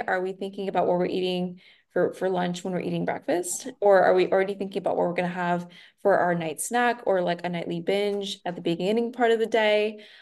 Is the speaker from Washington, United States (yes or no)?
no; Nashville, Tennessee, United States; now in Austin, United States; I'm originally from Nashville, but living in Texas